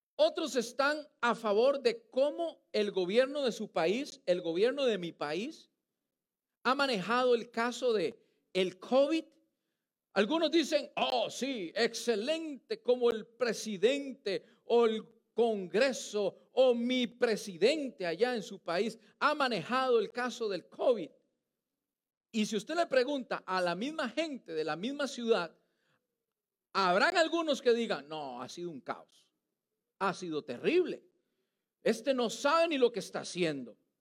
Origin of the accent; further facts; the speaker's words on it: Costa Rica; now in United States; Yo soy costarricense